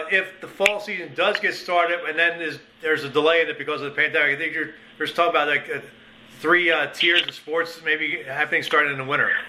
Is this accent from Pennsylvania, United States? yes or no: yes; Pennsylvania, United States; now in New York, United States; my home state of Pennsylvania